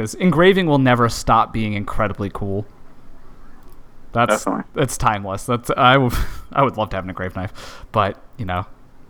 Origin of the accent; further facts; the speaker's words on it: New England, United States; accent: New England; my New England accent just came out so badly.